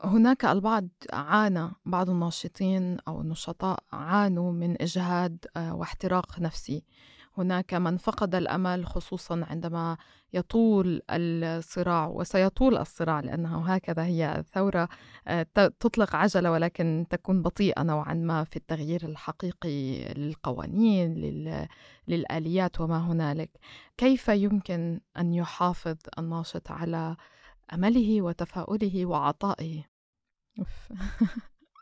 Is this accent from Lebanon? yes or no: yes; Lebanon; أنا مثلا كلبنانية